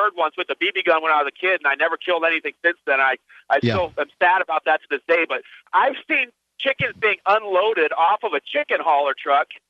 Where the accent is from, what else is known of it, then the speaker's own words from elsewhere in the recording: Phoenix, Arizona, United States; my hometown of Phoenix, Arizona